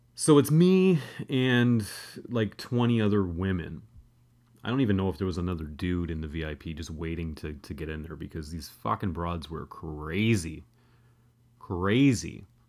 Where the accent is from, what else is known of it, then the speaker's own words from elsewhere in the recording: Canada; I'm a Canadian guy